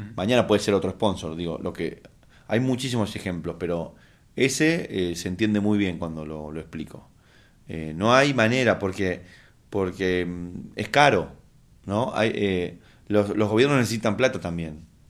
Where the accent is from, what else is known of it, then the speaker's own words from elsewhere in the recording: Argentina; como latinoamericano, como argentino